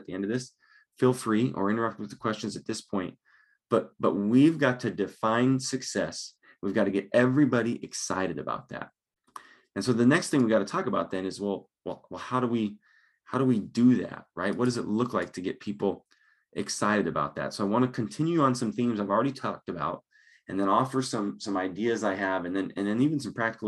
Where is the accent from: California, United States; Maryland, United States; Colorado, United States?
Colorado, United States; Longmont; now in Lincoln, Nebraska, United States; I grew up in Longmont